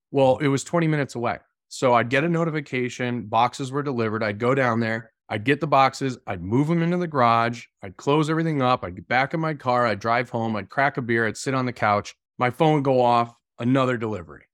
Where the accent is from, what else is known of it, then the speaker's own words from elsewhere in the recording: Massachusetts, United States; I grew up in Massachusetts.